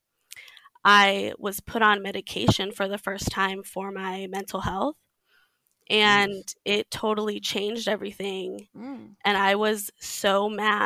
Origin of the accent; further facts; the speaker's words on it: Texas, United States; I grew up in Texas in the Mormon church